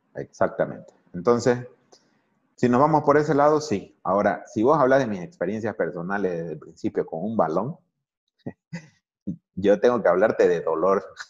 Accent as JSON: {"language": "Spanish", "town": "El Torno", "region": "Santa Cruz", "country": "Bolivia", "tie": "born or raised there", "said": "Ahora tenemos un equipo de, de fútbol en, ACF de mi pueblo, se llama el Torno Fútbol Club"}